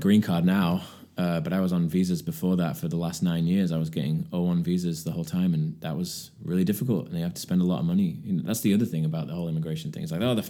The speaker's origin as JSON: {"language": "English", "region": "England", "country": "United Kingdom", "moved": "as an adult", "lives_now": "United States", "said": "Yeah, and I feel more of an American now. I've been here longer in my adult life than I was in England"}